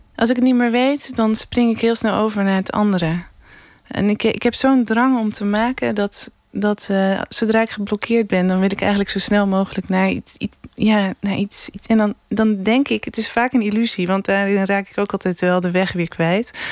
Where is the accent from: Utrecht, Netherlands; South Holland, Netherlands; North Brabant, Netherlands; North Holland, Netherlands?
North Holland, Netherlands; Amsterdam; moved away; also born or lived in Scheveningen; ik ben eigenlijk een Amsterdamse hoor. Maar, ik ben echt naar Scheveningen gekomen voor de zee